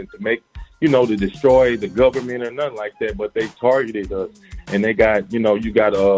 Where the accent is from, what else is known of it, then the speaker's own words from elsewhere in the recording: Mount Pleasant, Texas, United States; I'm from Texas, man. A little country town called Mount Pleasant.